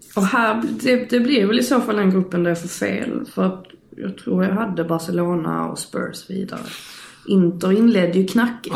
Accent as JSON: {"language": "Swedish", "region": "Skåne", "country": "Sweden", "said": "jag är skåning"}